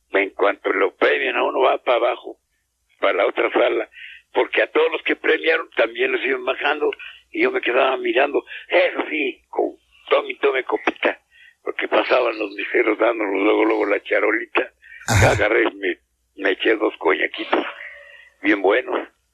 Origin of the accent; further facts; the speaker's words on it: Mexico; aquí en mi país